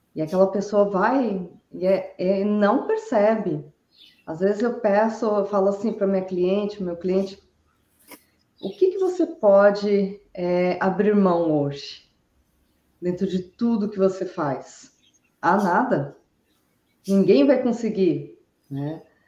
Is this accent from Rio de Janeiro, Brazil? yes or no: no; Araraquara, São Paulo, Brazil; now in Brusque, Brazil; Sou natural de Araraquara, mas resido aqui em Brusque